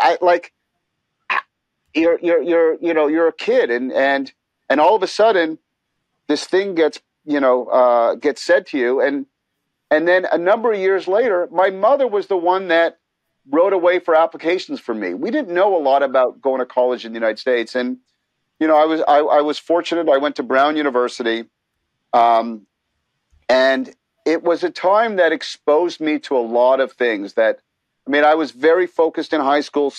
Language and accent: English; Montreal, Quebec, Canada; growing up in Montreal